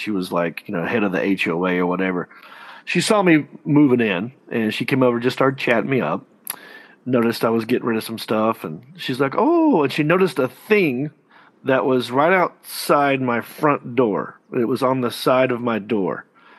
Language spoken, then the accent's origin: English; Hickory, North Carolina, United States; So I'm from Hickory, North Carolina.